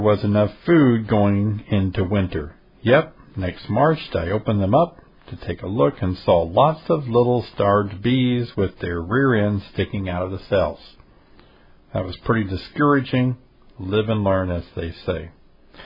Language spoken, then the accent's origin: English; Tennessee, United States; my home state of Tennessee